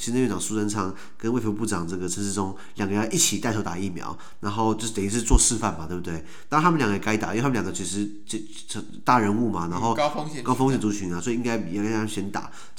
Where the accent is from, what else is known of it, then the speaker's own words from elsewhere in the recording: Taiwan; 哎，好像我们台湾人刚好只拿到 A Z，对不对？